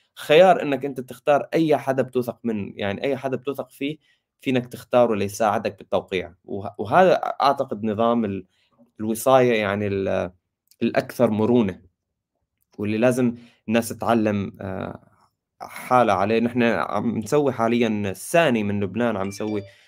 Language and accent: Arabic; Syria; انا سوري